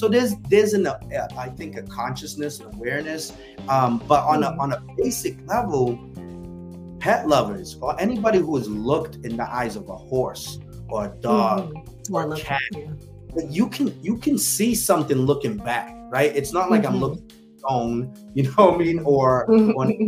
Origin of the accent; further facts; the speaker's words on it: New Bedford, Massachusetts, United States; New Bedford, my hometown